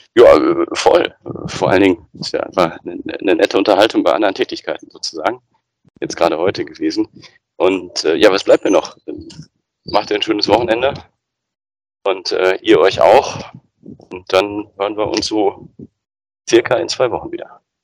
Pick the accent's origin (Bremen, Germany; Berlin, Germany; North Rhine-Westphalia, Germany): North Rhine-Westphalia, Germany; Bochum; meine Heimatstadt Bochum